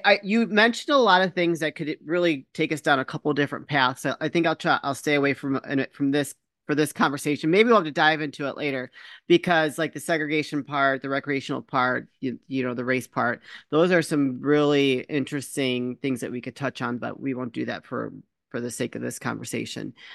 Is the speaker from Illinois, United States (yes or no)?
yes; Chicago, Illinois, United States; also born or lived in Michigan; I was born here in the Chicago area. We moved to Michigan for a short period